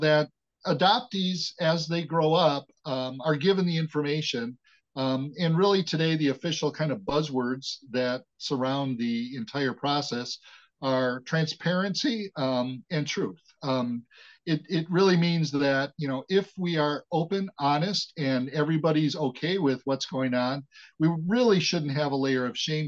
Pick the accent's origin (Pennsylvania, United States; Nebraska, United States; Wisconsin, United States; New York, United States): Wisconsin, United States; Wauwatosa; I was born and raised in the Milwaukee, Wisconsin metropolitan area in a suburb called Wauwatosa